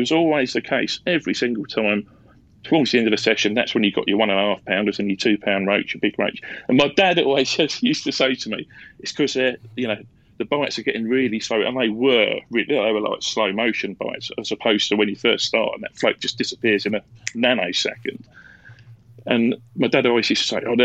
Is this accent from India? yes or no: no; Leigh-on-Sea, East of England, United Kingdom; I'm a Southend boy. I grew up in Leon Sea, so I fished the Thames estuary for years.